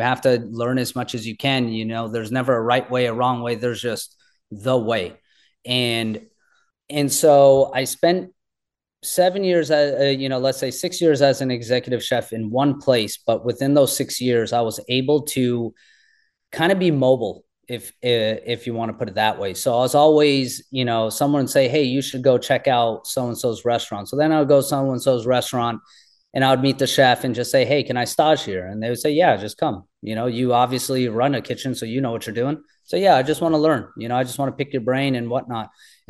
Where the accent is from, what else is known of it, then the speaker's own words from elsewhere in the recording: India; this is who I am. I'm Indian.